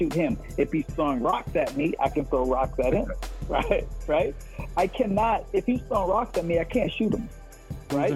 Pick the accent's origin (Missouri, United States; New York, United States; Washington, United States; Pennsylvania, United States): Pennsylvania, United States; Rankin; moved away; I grew up in Rankin, Pennsylvania, you know, in the middle of the project